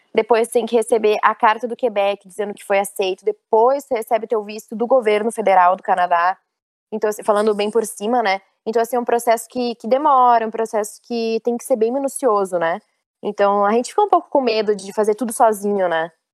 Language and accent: Portuguese; Rio Grande do Sul, Brazil; moved away as an adult; eu sou gaúcha